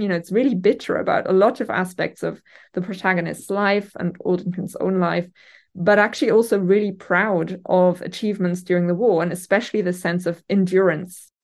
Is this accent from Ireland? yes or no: no; Germany; English is a second language; moved away as an adult; now in Newcastle, United Kingdom; by my name and accent, I'm orig-, originally from Germany, um, and have lived here for over a decade now.